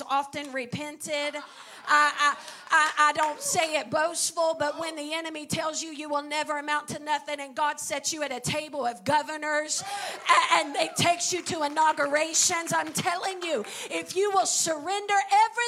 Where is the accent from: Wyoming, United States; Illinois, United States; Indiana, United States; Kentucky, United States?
Kentucky, United States; northeastern; I grew up in Kentucky, in, you know, northern eastern part of Kentucky